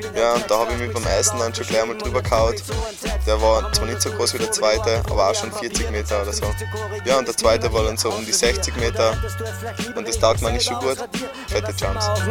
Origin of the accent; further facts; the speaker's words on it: Tyrol, Austria; Als Tiroler